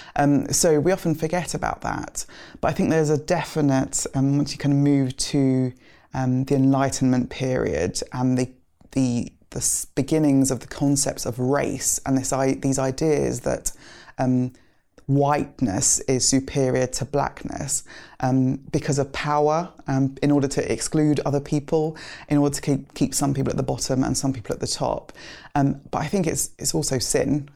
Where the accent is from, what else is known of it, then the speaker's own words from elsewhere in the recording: London, United Kingdom; also born or lived in Nigeria / Lagos; we grew up in kind of southeast London. We moved to Greenwich from Nigeria.